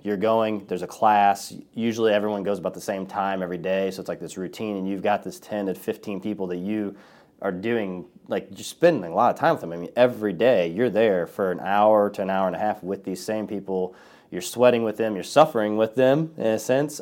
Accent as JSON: {"language": "English", "town": "Collinsville", "country": "United States", "tie": "born or raised there", "said": "Collinsville Community Church, and it's here in my, in my hometown"}